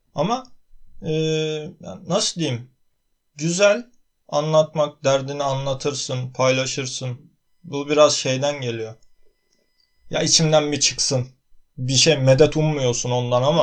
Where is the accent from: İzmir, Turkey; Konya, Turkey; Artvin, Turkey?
Artvin, Turkey; Artvinliyim ben.